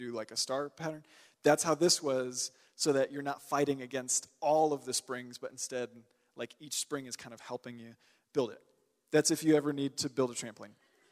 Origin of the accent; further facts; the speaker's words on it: Texas, United States; I'm from Texas.